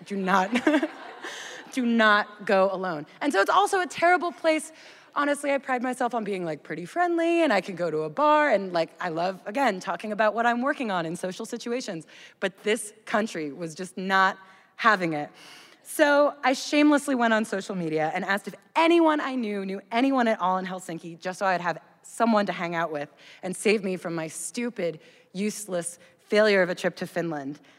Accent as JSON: {"language": "English", "country": "United States", "said": "I'm an American"}